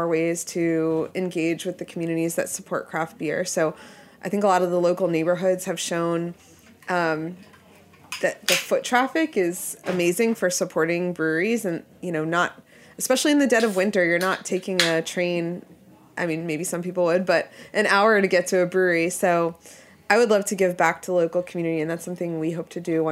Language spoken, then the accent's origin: English; Pennsylvania, United States; now in New York City, United States; I grew up in Pennsylvania